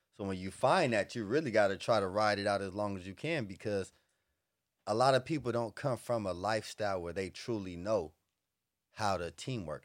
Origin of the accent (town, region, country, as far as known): Los Angeles, California, United States; born or raised there; also born or lived in the South